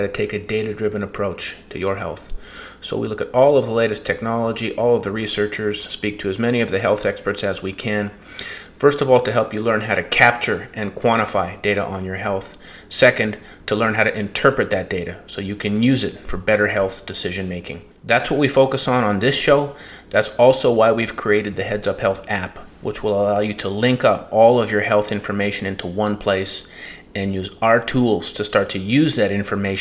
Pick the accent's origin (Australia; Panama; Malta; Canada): Canada; Winnipeg, Manitoba; now in Tahoe, United States; I was born and raised in Winnipeg, Manitoba